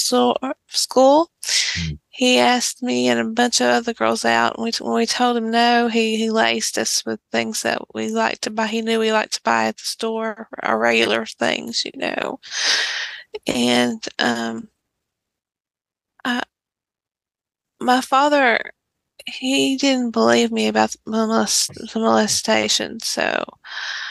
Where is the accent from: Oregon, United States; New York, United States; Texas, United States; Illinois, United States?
Texas, United States; East; I'm in a small town in East Texas, and I'm actually in the same town that I grew up in.